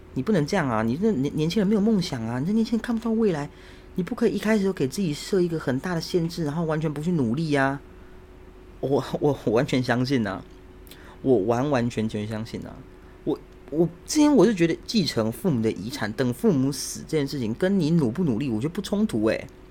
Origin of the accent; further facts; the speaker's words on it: Xindian, New Taipei, Taiwan; 我老家住在新店